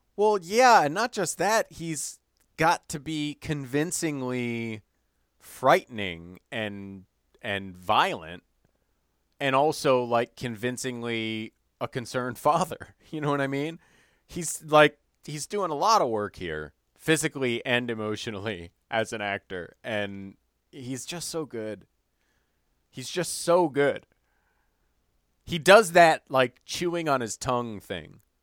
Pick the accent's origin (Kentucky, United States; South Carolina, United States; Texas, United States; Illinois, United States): Illinois, United States; Evanston; moved away; my hometown, Evanston, Illinois